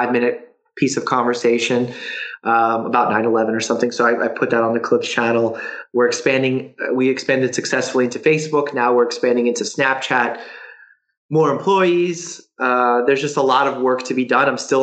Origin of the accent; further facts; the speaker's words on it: New York City, New York, United States; also born or lived in Russia; I grew up in Bay Ridge, Brooklyn, which was heavy Muslim community